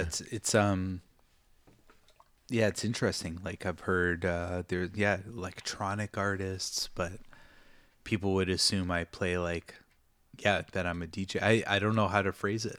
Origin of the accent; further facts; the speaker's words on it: Toronto, Ontario, Canada; now in Japan; growing up in Toronto, you grow up with the different cultures.